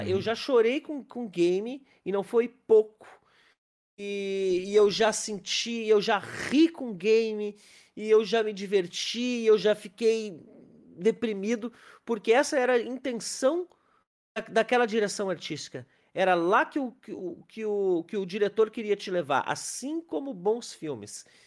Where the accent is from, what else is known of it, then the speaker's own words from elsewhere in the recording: Capão da Canoa, Rio Grande do Sul, Brazil; also born or lived in Porto Alegre; Eu, eu morava em Capão da Canoa, que é a minha cidade de origem